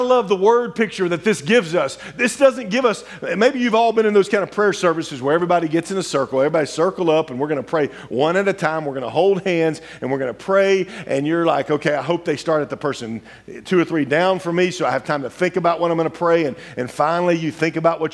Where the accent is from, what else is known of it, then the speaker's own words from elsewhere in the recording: Louisiana, United States; I grew up in Louisiana.